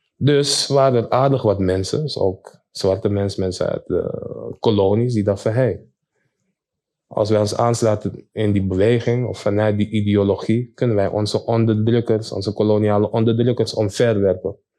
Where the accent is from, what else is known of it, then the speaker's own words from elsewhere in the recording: Amsterdam, North Holland, Netherlands; Ik ben zelf geboren en getogen in Amsterdam.